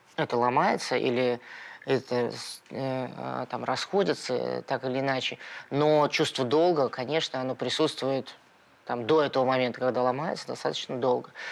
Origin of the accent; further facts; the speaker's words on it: Moscow, Russia; я родился в Перово